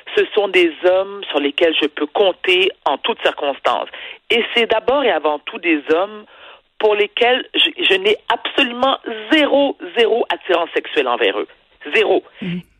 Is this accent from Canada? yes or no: yes; Quebec, Canada; je suis une Québécoise, pierre de lettres, née au Québec, qui est située dans le Canada, et mes parents sont d'origine haïtienne